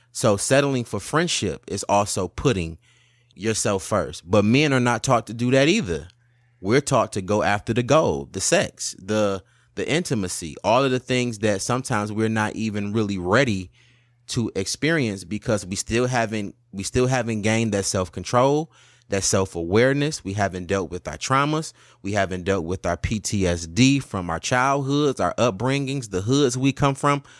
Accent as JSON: {"language": "English", "town": "Highland Park", "region": "Michigan", "country": "United States", "tie": "born or raised there", "said": "We came from Highland Park, which was way worse than Detroit."}